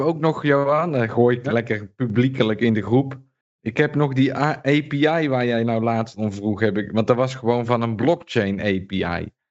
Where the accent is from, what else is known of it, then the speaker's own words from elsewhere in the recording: Netherlands; moved away; toen ik nog in Nederland woonde